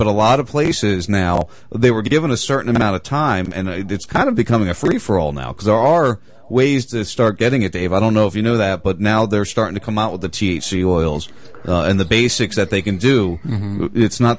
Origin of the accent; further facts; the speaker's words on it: New Jersey, United States; now in Florida, United States; I'm from Jersey. I'm from South Jersey. So you know, I grew up right outside Philly.